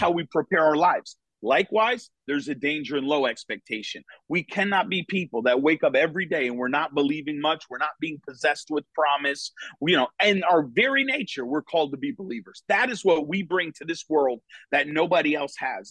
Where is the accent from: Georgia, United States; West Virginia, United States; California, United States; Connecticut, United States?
Connecticut, United States; moved away as an adult; now in Florida, United States; was born and raised in Connecticut